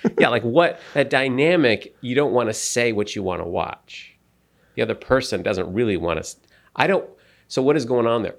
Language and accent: English; United States; I'm an American